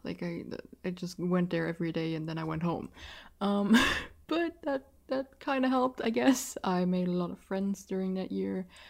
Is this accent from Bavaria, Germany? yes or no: no; Rhineland-Palatinate, Germany; accent: German; first language German; English is a second language; that's an Rhineland Palatinate, I think that's how you pronounce the state I'm living in in English